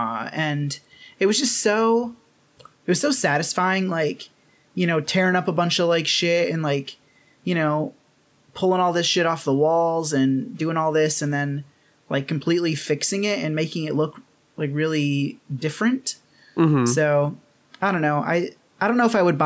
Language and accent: English; Michigan, United States; moved away as an adult; also born or lived in New York; now in Japan; when I moved from New York, I moved back home for a little bit in Michigan.